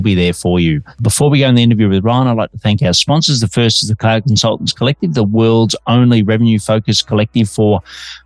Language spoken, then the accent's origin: English; Australia; now in Melbourne, Australia